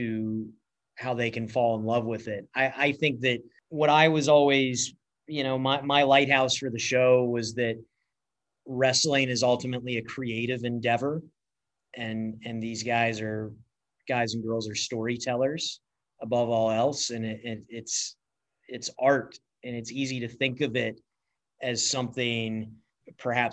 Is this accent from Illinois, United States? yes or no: no; Atlanta, Georgia, United States; growing up in Atlanta